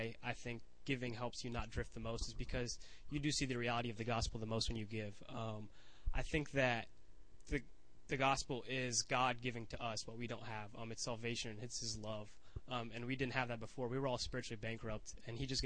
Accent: Satellite Beach, Florida, United States; moved away as an adult; I'm coming from Satellite Beach, which is a super small beach town that I'm from back at home, like 2 hours away from here

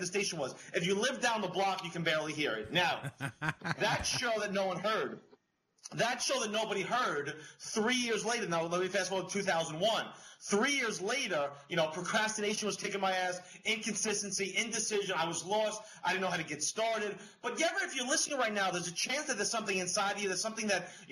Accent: New York, United States; I'm from New York

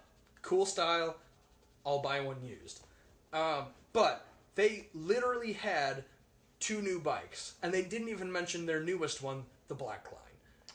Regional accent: Milwaukee, Wisconsin, United States; moved away; because I grew up in Milwaukee.

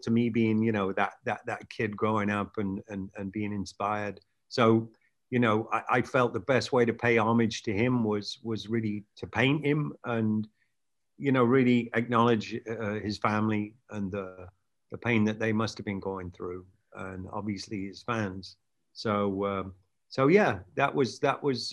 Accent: England, United Kingdom; moved away as an adult; now in California, United States; England, where I grew up

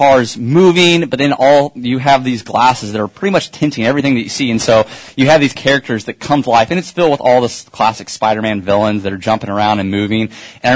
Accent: Kansas City, United States; I'm from Kansas City, and so I didn't get to grow up near all these awesome theme parks.

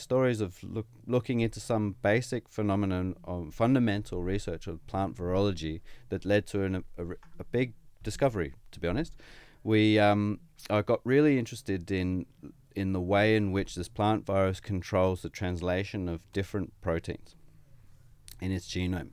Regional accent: Sydney, New South Wales, Australia; moved away as an adult; also born or lived in United Kingdom / Quebec City, Canada; now in Brisbane, Australia; I grew up in Sydney, and I, I went to Sydney Uni

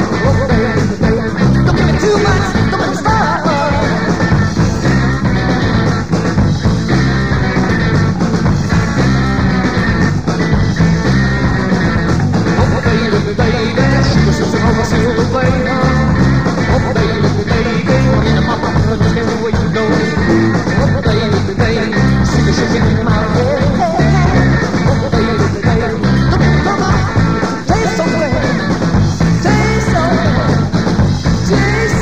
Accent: Milwaukee, Wisconsin, United States; I'm from Wisconsin

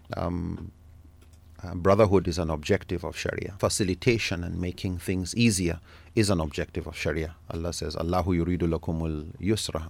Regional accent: Nigeria; I'm from Nigeria, born there and grew up there

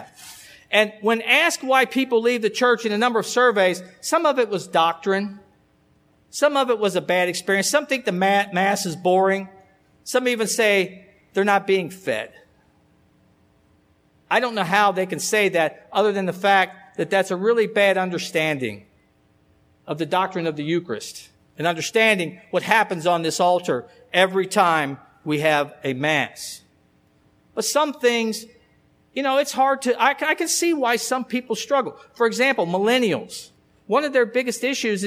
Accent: Alexandria, Kentucky, United States; I grew up in Alexandria

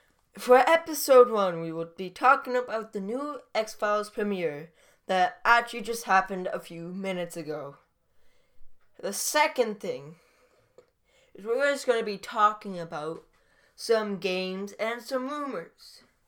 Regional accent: Canada; Yeah, I am Canadian.

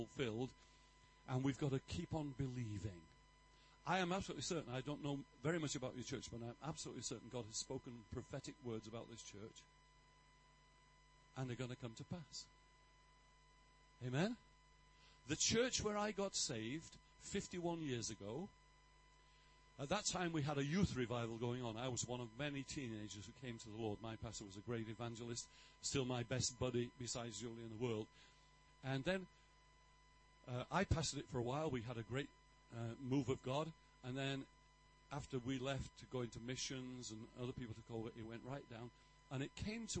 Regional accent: England, United Kingdom; I'm English

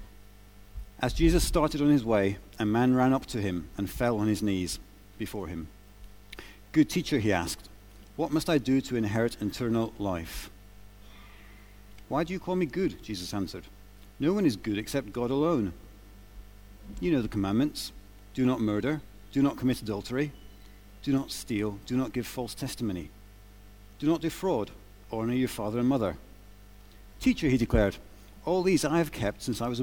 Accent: United Kingdom; It says I'm a British citizen. It says I'm born in Britain.

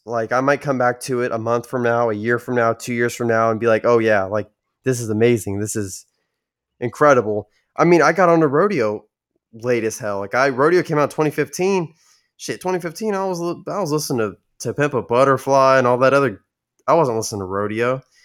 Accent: San Antonio, Texas, United States; my hometown, San Antonio area

